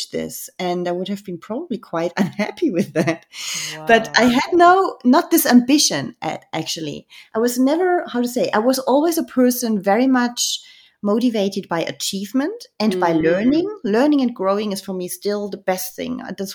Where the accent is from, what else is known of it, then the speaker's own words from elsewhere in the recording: Germany; I grew up in Germany